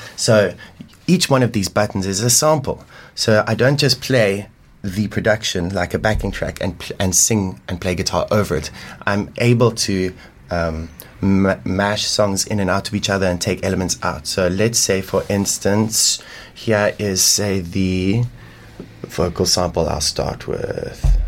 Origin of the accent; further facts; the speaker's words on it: Limpopo, South Africa; now in Cape Town, South Africa; I, I, grew up in Limpopo, in, in kind of like an African village called Mbokota, near Venda.